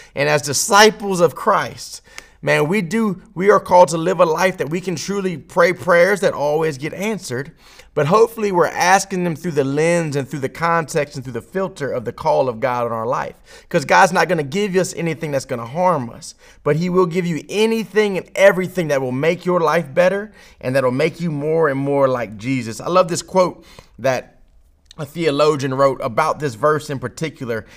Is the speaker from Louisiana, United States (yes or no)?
yes; Baton Rouge, Louisiana, United States; someone who's born in Baton Rouge, Louisiana, in America